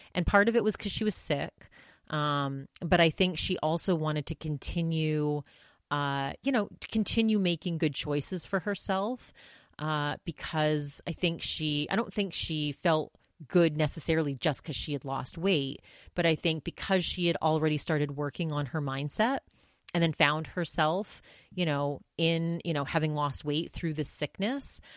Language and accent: English; Maine, United States; my home state of Maine